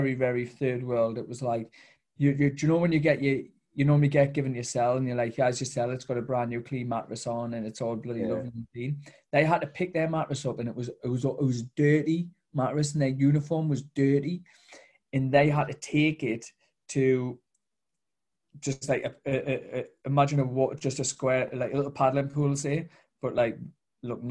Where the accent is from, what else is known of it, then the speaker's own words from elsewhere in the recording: Newcastle upon Tyne, North East England, United Kingdom; I'm from Newcastle